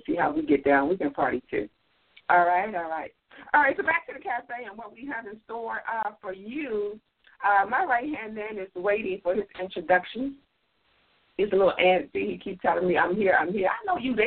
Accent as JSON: {"language": "English", "town": "Washington", "region": "District of Columbia", "country": "United States", "said": "I am from Washington, D.C., not Chicago, not Atlanta, not New York. I am from Washington, D.C."}